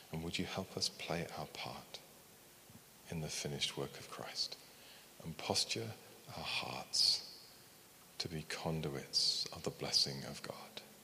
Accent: United Kingdom; we're very British

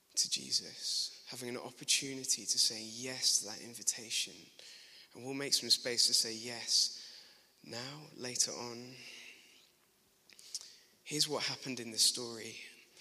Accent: Glasgow, Scotland, United Kingdom; accent: Glaswegian; At school, I grew up in Glasgow

